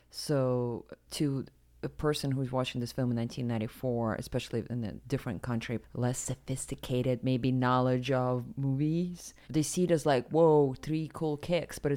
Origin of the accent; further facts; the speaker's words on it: Siberia, Russia; moved away; a person who grew up in Siberia